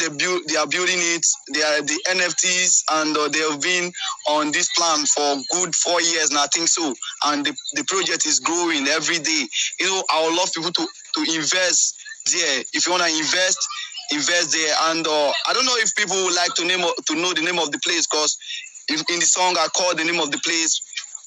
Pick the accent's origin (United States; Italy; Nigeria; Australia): Nigeria; Nigeria, we are coming up with new idea of music